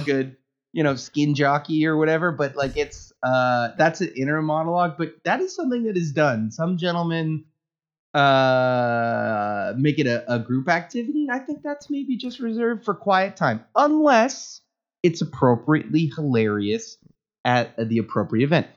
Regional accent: Canada; I am Canadian

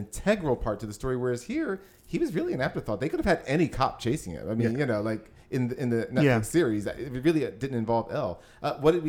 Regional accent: United States; me as an American

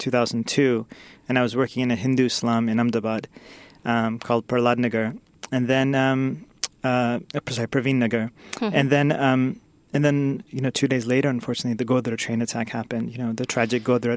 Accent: Sacramento, California, United States; also born or lived in Washington, D.C. / India; So I grew up nearby in Sacramento, California.

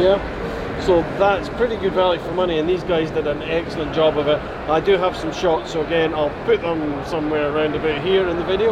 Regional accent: Scotland, United Kingdom; being a Scotsman

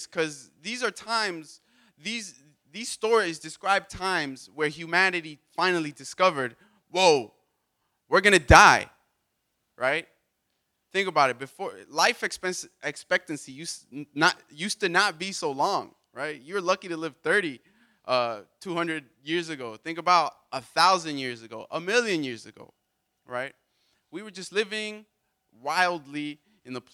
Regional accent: Miami, Florida, United States; I'm American, and I'm from Miami.

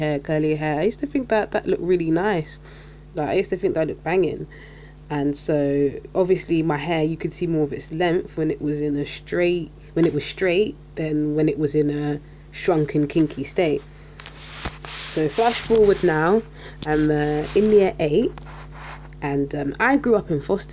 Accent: London, United Kingdom; I'm from South London and I'm Caribbean. My mum's Jamaican and my dad's Saint Lucian

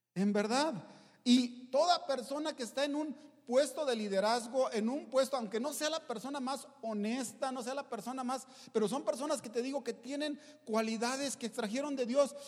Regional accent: Mexico; soy mexicano, no soy hebreo

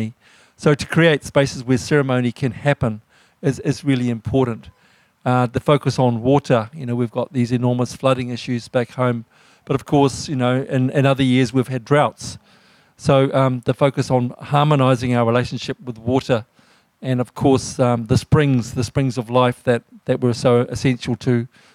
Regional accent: Ngāpuhi, north of Auckland, Northland, New Zealand; I'm from the Ngāpuhi iwi of Aotearoa.

